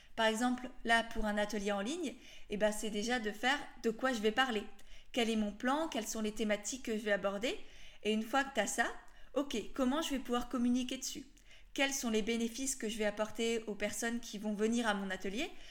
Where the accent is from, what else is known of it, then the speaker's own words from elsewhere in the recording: Alsace, Grand Est, France; je viens d'Alsace